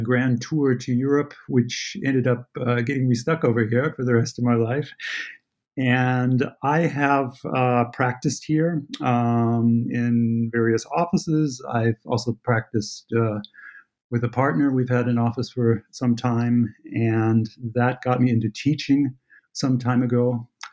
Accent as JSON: {"language": "English", "town": "Santa Barbara", "region": "California", "country": "United States", "tie": "born or raised there", "moved": "as an adult", "lives_now": "Germany", "said": "although I live here in Germany, I am uh, born and raised in California. Santa Barbara is my home, and I grew up"}